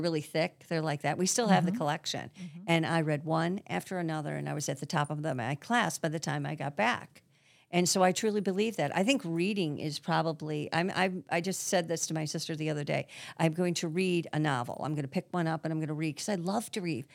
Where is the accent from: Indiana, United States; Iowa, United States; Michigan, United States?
Michigan, United States; Grosse Pointe; I grew up in Grosse Pointe